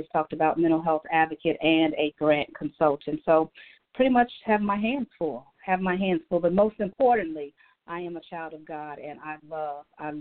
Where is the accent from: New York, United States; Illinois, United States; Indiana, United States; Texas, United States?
Indiana, United States; Gary; moved away as an adult; now in Atlanta, United States; I am a native from Gary, Indiana